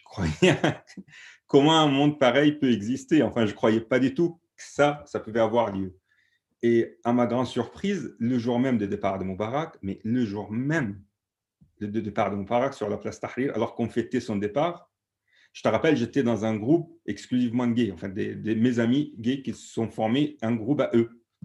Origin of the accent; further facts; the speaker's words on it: Alexandria, Alexandria Governorate, Egypt; French is a second language; moved away as an adult; now in France; moi, je viens d'Alexandrie, d'un quartier très très pauvre. Et, euh, je suis né dans les années 70, fin 70.